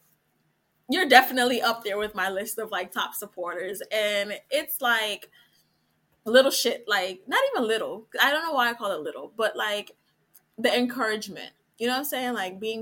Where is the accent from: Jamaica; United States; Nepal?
Jamaica; we're Jamaican